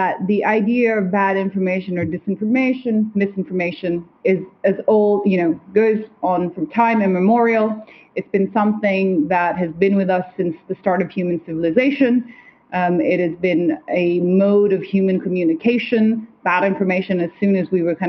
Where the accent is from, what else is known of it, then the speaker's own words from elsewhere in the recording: Kathmandu, Bagmati, Nepal; moved away; I'm half Nepalese, right? I grew up in Kathmandu